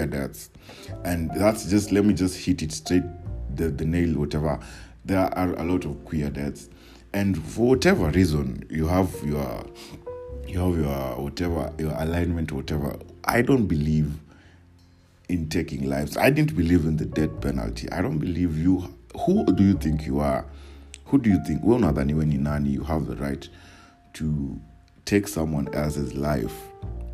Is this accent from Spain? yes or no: no; Nairobi, Kenya; I was living in Woodley Estate, just close to Kibera. We had moved from Kibera